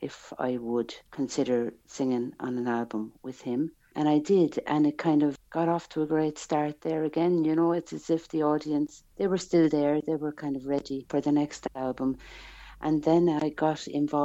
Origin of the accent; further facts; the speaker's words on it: Ballina, Munster, Ireland; moved away as an adult; now in Switzerland; I'm from Ballina, Killaloe, County Clare